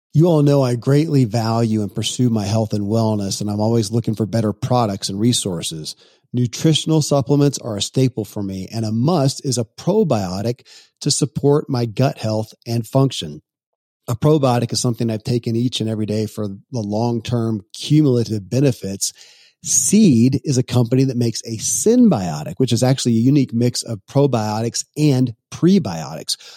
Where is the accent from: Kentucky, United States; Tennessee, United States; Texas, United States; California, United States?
Kentucky, United States; born or raised there